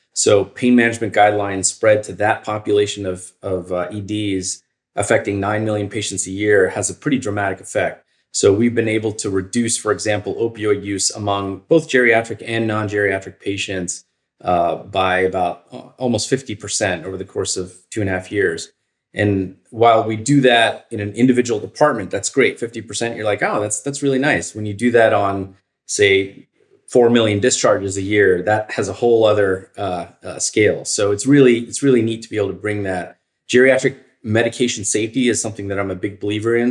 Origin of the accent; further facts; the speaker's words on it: Northern Virginia, United States; moved away as an adult; also born or lived in Chicago; I'm originally from Virginia. I grew up in Northern Virginia